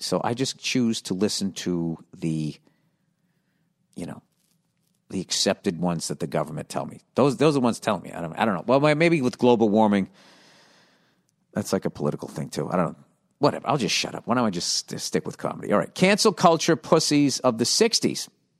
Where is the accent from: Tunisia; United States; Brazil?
Tunisia; I'm from Tunisia.